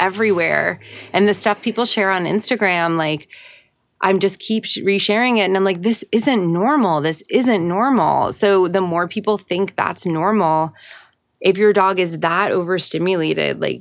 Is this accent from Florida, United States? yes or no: no; New York, United States; I grew up in New York